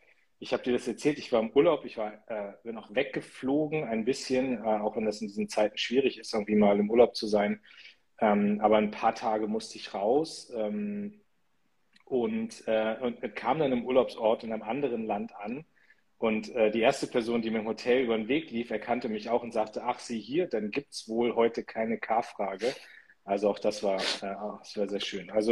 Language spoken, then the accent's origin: German; Northern Germany, Germany; was mir auch sehr, sehr gut kommt, so als Norddeutscher, dass man nicht zu viel quatscht und irgendwie sehr bodenständig ist.